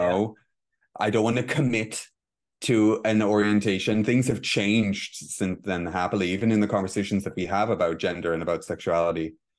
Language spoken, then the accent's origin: English; Israel; moved away as an adult; now in Dublin, Ireland; I spent the first twenty-six years of my life in Israel. I moved to, I officially moved to Dublin in two thousand and six.